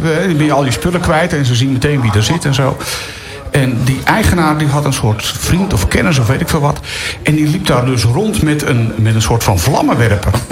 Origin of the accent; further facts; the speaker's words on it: Leiden, South Holland, Netherlands; moved away; also born or lived in Gooi; Ik kwam namelijk uit Leiden